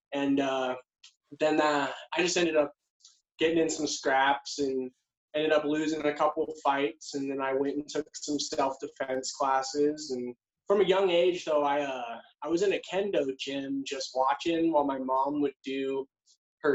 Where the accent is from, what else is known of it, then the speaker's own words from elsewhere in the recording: Anchorage, Alaska, United States; moved away; also born or lived in Sandpoint, Idaho; I was born in Anchorage, Alaska